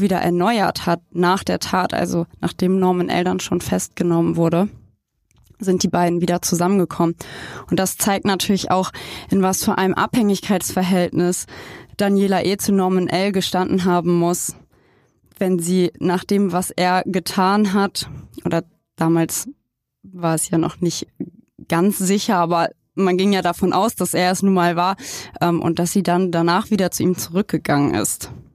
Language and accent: German; Germany; ich komme aus Palingen, aus Herrenburg, aus Eichholz